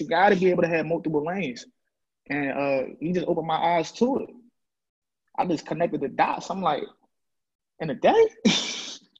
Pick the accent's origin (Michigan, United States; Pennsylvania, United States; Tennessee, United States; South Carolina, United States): Pennsylvania, United States; Philadelphia; I'm from Logan, east side of Big Zach. Growing up, you know, it was apartments